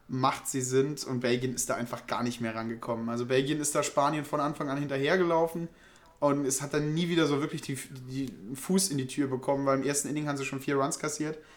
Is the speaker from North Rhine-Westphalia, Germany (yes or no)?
no; Saarland, Germany; wie man bei uns im Saarland sagt.